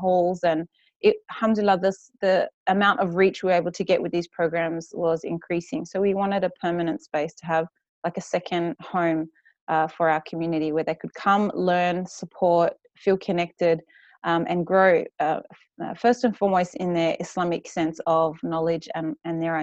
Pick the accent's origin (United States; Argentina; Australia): Australia; Western Australia; accent: West Australian bogan; moved away as an adult; also born or lived in Perth; now in Sydney, Australia; We grew up in Western Australia